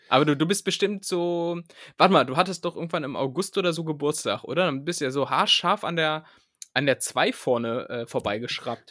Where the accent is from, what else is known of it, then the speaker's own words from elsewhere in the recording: Lower Saxony, Germany; now in Berlin, Germany; ich komme ja, ich ja aus Niedersachsen